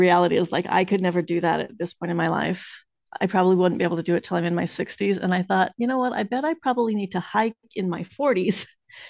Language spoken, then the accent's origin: English; the West, United States; moved away as an adult; now in Salem, United States; I grew up in the West, and my husband and I moved out here